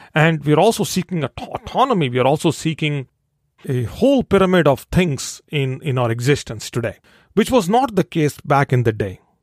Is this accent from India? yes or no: yes; India; I'm born and raised in India